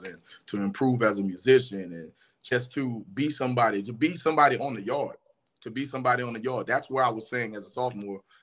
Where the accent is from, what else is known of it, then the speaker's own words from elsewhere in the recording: New Orleans, Louisiana, United States; I grew up in New Orleans, I'm from New Orleans